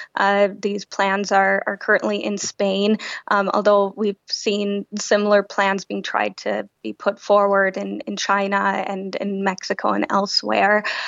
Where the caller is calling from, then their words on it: London, United Kingdom; I'm calling in from London.